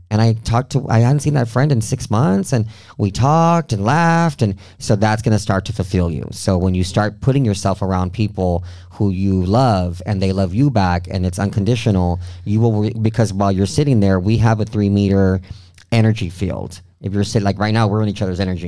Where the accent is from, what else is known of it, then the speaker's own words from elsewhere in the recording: Del Rio, Texas, United States; moved away; also born or lived in Mexico; my hometown del rio